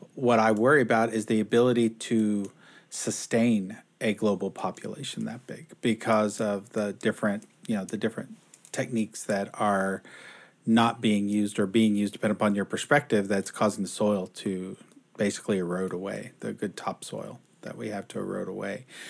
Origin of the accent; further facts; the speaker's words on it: Houston, Texas, United States; now in Seattle, United States; I grew up in Houston.